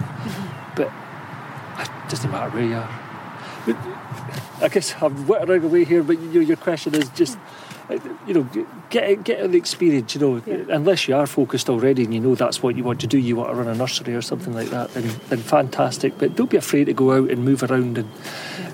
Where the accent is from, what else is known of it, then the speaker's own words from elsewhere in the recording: St Andrews, Scotland, United Kingdom; I'm from St Andrews